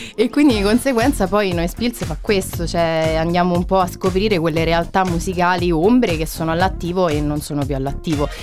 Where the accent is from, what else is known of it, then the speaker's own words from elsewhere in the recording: Rieti, Lazio, Italy; also born or lived in Terni; now in Perugia, Italy; io poi sia di Riedi, quindi sono umbra adottata praticamente perché sono sarei laziale